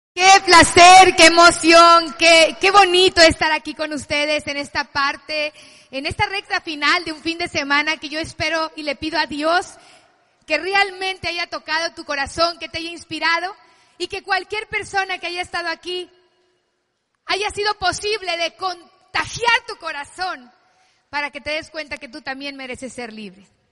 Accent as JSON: {"language": "Spanish", "town": "Culiacán", "region": "Sinaloa", "country": "Mexico", "tie": "born or raised there", "said": "yo soy de Sinaloa de Culiacán, familia de siete hijos"}